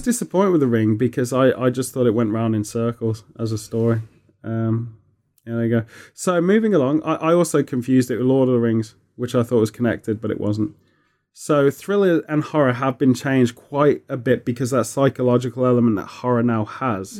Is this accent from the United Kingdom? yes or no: yes; United Kingdom; being British